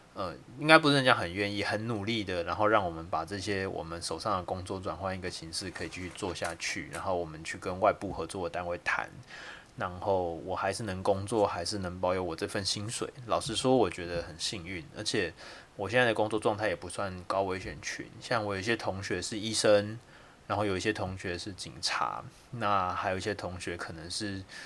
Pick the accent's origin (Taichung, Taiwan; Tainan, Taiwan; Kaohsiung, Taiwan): Kaohsiung, Taiwan; also born or lived in Yilan; 我是高雄人